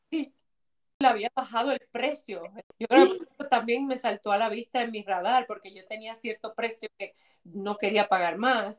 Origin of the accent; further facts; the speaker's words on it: Puerto Rico; somos puertorriqueños